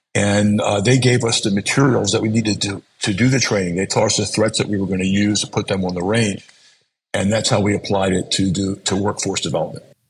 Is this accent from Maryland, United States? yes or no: yes; Baltimore, Maryland, United States; I was born in Baltimore. I went to grade school in Baltimore, high school in Baltimore, college in Baltimore, raised my kids in Baltimore